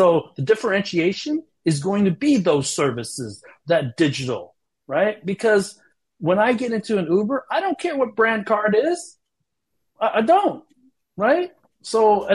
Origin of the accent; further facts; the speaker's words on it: United States; moved away as an adult; also born or lived in China; being American and having lived in China for so long